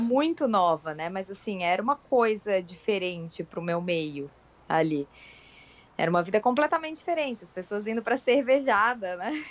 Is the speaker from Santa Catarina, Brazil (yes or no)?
yes; Florianópolis, Santa Catarina, Brazil; Eu sou de Florianópolis.